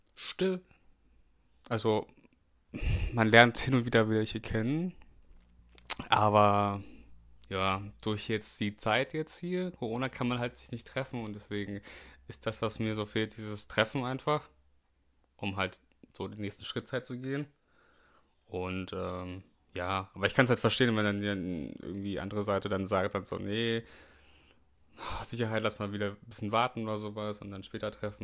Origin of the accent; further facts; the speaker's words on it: the North, Northern Germany, Germany; da komme ich aus dem Norden.